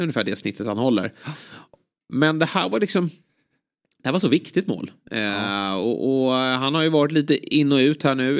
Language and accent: Swedish; Sweden; som svensk